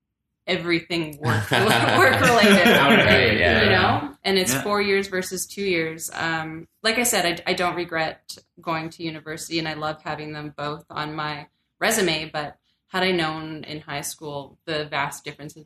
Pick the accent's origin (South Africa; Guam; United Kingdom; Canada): Canada; Kitchener, Ontario; moved away as an adult; now in Ottawa, Canada; I'm from Kitchener-Waterloo.